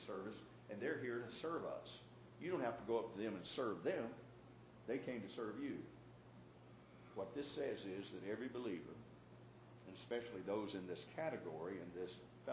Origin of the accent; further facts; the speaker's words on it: the South, United States; when I was growing up in the South